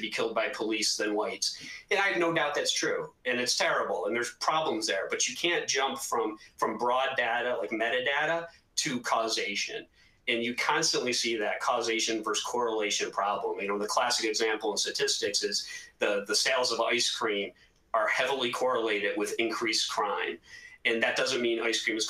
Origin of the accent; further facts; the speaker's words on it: Northeast, United States; I'm from the Northeast